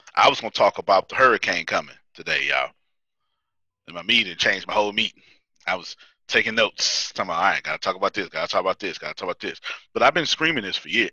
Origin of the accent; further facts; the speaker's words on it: Texas, United States; I'm from Texas